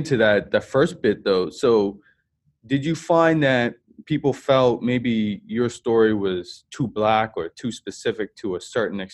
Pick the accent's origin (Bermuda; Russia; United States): Bermuda; I was from Bermuda